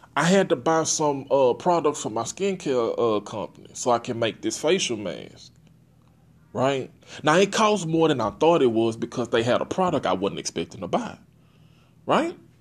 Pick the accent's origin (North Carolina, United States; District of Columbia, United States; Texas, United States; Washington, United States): Texas, United States; Port Arthur; I'm from Port Arthur, Texas